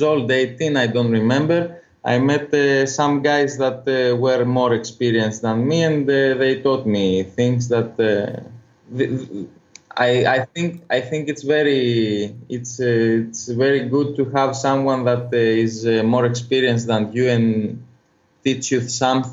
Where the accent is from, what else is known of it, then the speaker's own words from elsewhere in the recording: Corfu, Ionian Islands, Greece; English is a second language; I was born in Corfu. It's an island northwest of it's the northwestern island of Greece